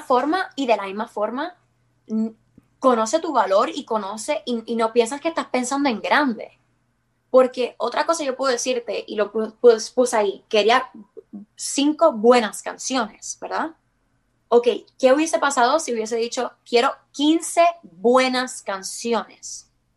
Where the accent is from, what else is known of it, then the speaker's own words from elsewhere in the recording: Puerto Rico; somos todos puertorriqueños